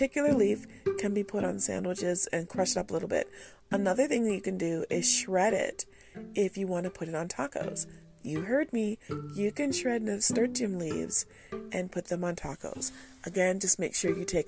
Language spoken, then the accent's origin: English; United States; I'm an American